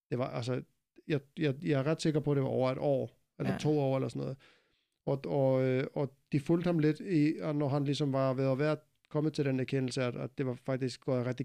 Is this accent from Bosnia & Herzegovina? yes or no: no; Iceland; Jeg er meget speciel, fordi jeg kommer fra Island.